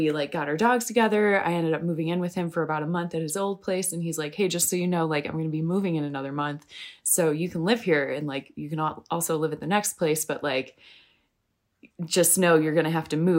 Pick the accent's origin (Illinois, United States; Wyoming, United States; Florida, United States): Illinois, United States; Homer Glen; also born or lived in New York; now in Arvada, United States; I'm from the Chicagoland area, most specifically Homer Glen